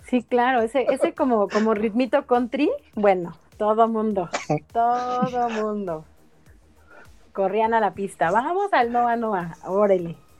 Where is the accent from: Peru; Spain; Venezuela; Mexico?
Mexico; Mexico City; yo nací en la Ciudad de México, yo capitalina